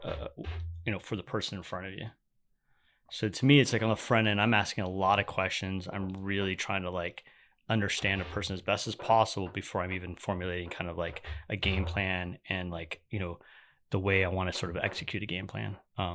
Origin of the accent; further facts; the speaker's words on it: California, United States; I know. I grew up in California. I grew up in the water, so there's a part of me that's like always craving it.